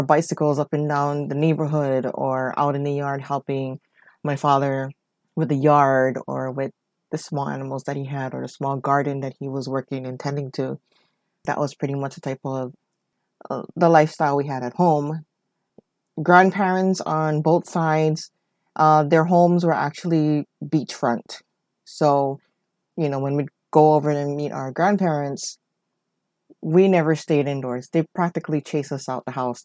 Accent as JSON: {"language": "English", "area": "Oahu", "region": "Hawaii", "country": "United States", "tie": "born or raised there", "said": "I am born and raised in Hawaii on the island of Oahu"}